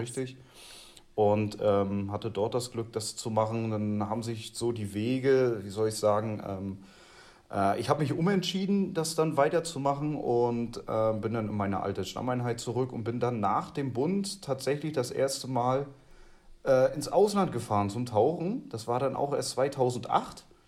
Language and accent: German; the East, East Germany, Germany; now in Bavaria, Germany; bei uns im Osten